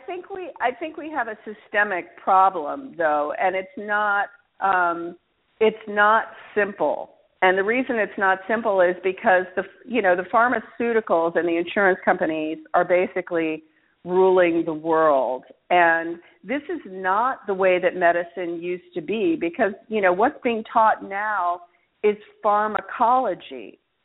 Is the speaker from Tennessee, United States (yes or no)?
no; Alaska, United States; now in New Orleans, United States; I grew up in Alaska